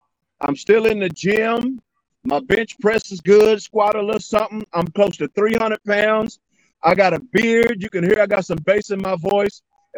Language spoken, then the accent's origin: English; Elizabethtown, Kentucky, United States; as young country boys growing up in Elizabethtown, Kentucky